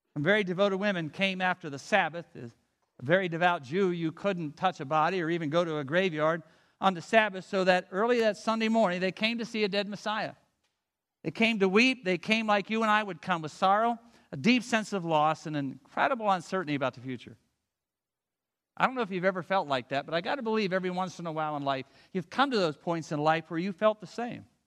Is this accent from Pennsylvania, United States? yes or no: yes; Avella, Pennsylvania, United States; I grew up near Avella, Pennsylvania, Buffalo, it doesn't matter where, it's just a little quaint town